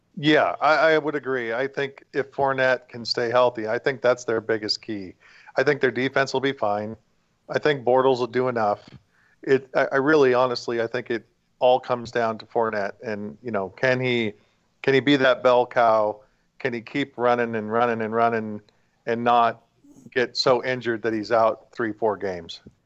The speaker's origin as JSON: {"language": "English", "region": "West Coast", "country": "United States", "said": "I'm from the West Coast"}